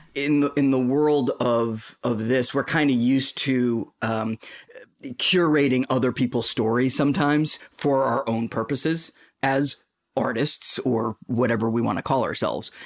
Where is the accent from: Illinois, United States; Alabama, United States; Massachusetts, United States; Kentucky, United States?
Massachusetts, United States; Boston; accent: Boston; I'm from Boston